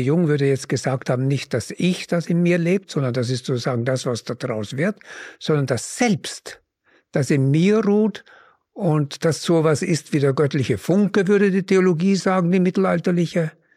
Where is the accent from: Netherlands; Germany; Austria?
Austria; Upper Mühlviertel, Upper Austria; dort wo ich groß geworden bin, im oberen Müllviertel